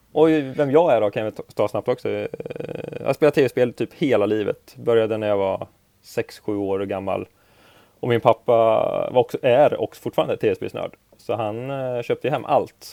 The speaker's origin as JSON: {"language": "Swedish", "town": "Örebro", "region": "Örebro County", "country": "Sweden", "said": "jag är från Örebro"}